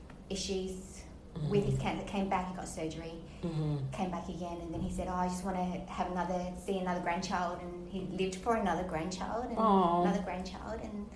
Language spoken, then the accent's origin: English; Australia; accent: Australian; now in St. Petersburg, United States; You've got an Australian accent, but they were confused. I'm like, no, there's actually quite a lot of Asian people in Australi